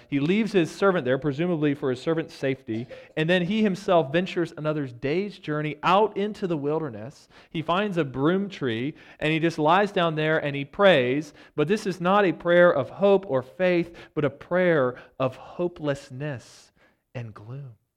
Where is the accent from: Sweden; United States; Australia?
United States; as American Christians who have enjoyed so much prosperity